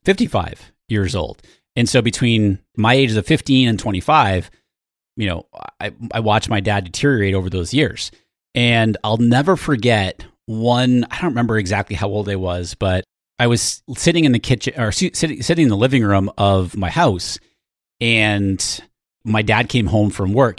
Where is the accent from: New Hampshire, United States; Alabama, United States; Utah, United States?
New Hampshire, United States; I grew up in New Hampshire. My mom is still in New Hampshire in the same house that I grew up